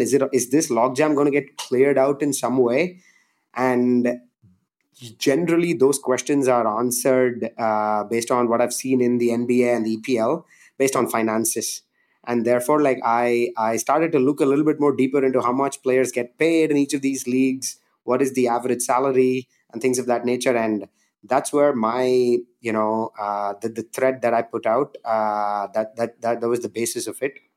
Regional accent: India; growing up in India, like, I just loved and played cricket every day

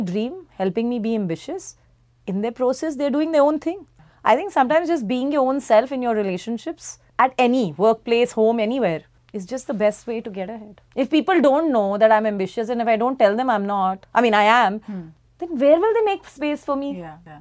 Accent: India; We are still Indian women

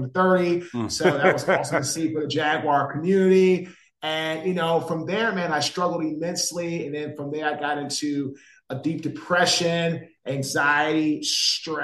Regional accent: Washington, District of Columbia, United States; now in Raleigh, United States; I'm from Washington, D.C. I live in Raleigh, North Carolina.

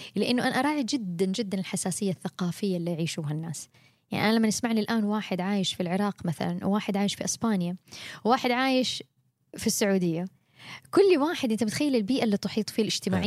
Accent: Mecca, Makkah Province, Saudi Arabia; moved away as an adult; also born or lived in Jeddah, Saudi Arabia / United States; أنا بنت مكة أنا اتولدت وعشت طول عمري فيها

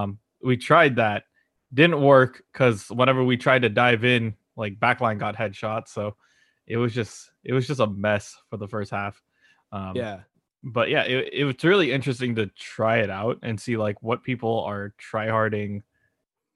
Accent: California, United States; We're both from Cali

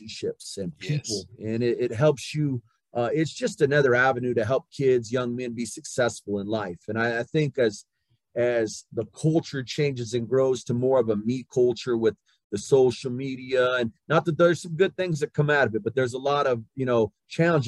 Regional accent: Southwest New Mexico, United States; moved away as an adult; I grew up in Southwest New Mexico. You know, We had a town, a small town of 1,200 people

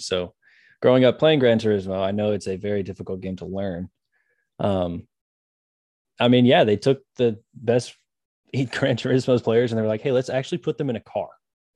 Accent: Memphis, Tennessee, United States; now in Jonesboro, United States; I grew up in Memphis

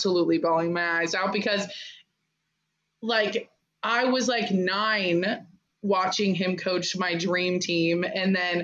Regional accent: Arizona, United States; I'm from Arizona, so I grew up watching U of A and UCLA and all that kind of stuff.

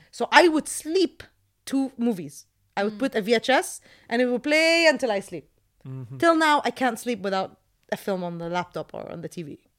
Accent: Jordan; This was the case when I was growing up in Jordan.

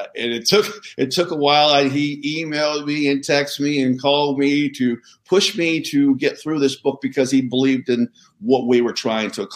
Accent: Southern California, United States; I grew up in Southern California

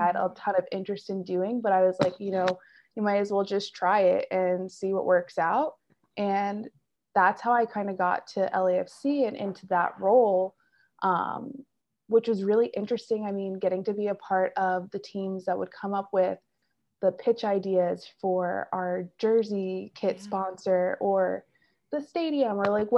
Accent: Philadelphia, Pennsylvania, United States; moved away as an adult; I'm from Philadelphia area originally

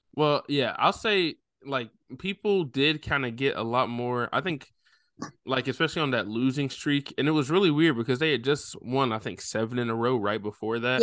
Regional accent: Nashville, Tennessee, United States; born or raised there

